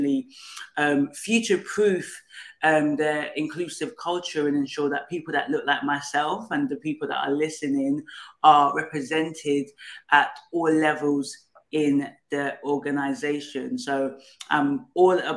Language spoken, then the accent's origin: English; Nigeria; now in United Kingdom; So it's a Igbo Nigerian name. I come from Nigeria, but live in the UK